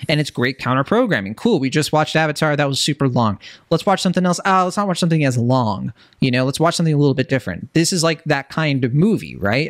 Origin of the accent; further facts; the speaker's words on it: Virginia, United States; now in Bay Area, United States; I'm from Virginia.